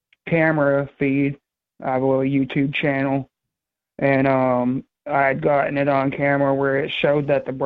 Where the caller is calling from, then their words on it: New Hampshire, United States; I was calling from Waconia, New Hampshire.